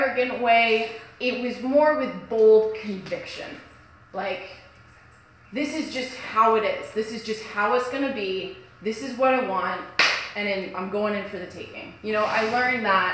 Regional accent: Kelowna, British Columbia, Canada; I'm from Kelowna.

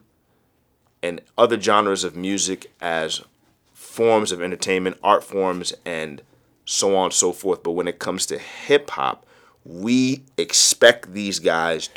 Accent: DMV, United States; shout out to the DMV, man. That's my hometown

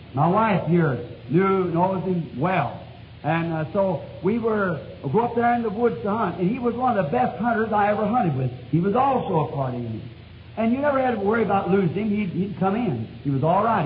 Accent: United States; I'm an American.

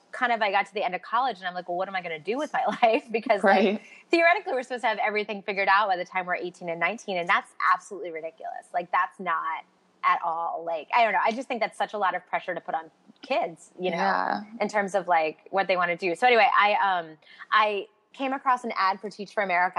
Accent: Baltimore, Maryland, United States; moved away; also born or lived in New York City; I'm from Baltimore originally. I lived in New York City for about a decade

